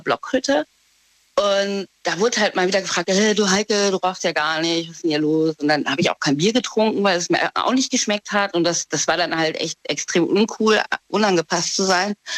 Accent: Trier, Rhineland-Palatinate, Germany; ich komme aus Trier.

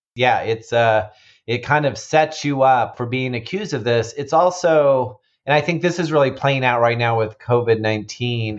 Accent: Kansas City, Missouri, United States; So, Missouri, I'm actually from Missouri. I grew up in Kansas City

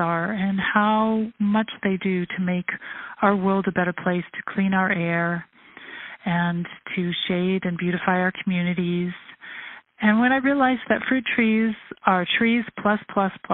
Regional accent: Toronto, Ontario, Canada; moved away as an adult; also born or lived in United Kingdom / Russia / Israel; I was born here in Toronto. I grew up here

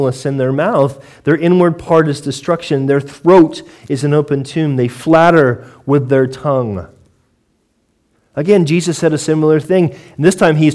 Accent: United States; now in United Kingdom; as an American

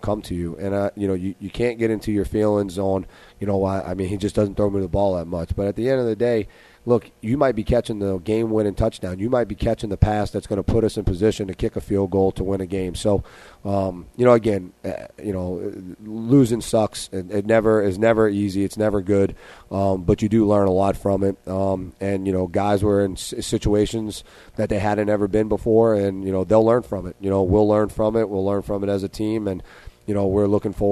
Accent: New Orleans, Louisiana, United States; growing up in New Orleans and you play in the Catholic League

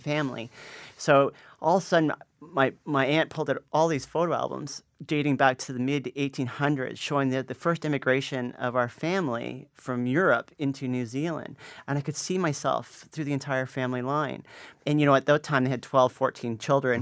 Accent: Canada; now in Toronto, Canada; me growing up in Canada in, in a middle class family

